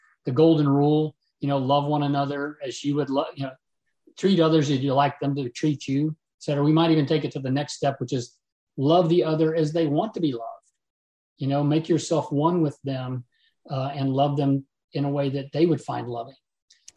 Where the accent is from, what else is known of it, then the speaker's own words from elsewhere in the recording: Crosby, Texas, United States; I myself am a product of Catholic schools, growing up in Crosby, Texas at Sacred Heart